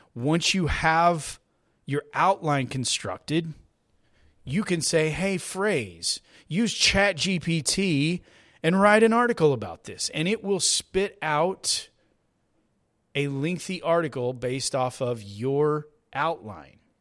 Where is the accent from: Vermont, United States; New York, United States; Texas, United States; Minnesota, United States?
Texas, United States; I'm a Texan. I live here in Texas